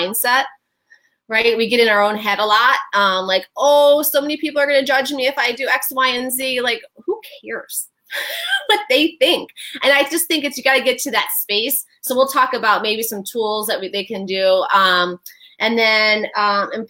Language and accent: English; Detroit, Michigan, United States; I am from Detroit